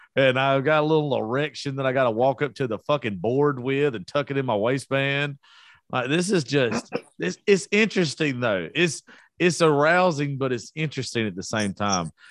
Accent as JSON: {"language": "English", "region": "South Georgia", "country": "United States", "said": "I am from South Georgia."}